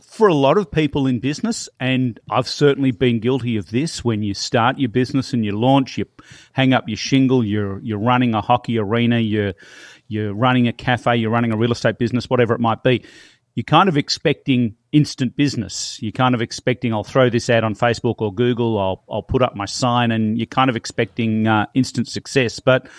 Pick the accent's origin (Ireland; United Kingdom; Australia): Australia; Melbourne, Victoria; now in Toronto, Canada; I'm originally from Melbourne, Australia. And I moved here about 10 years ago